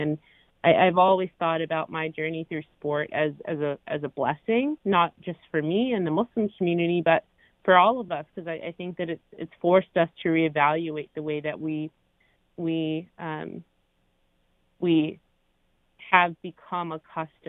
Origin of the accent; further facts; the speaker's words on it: Maplewood, New Jersey, United States; I was born in Maplewood, New Jersey, and I grew up with the same kids my whole life.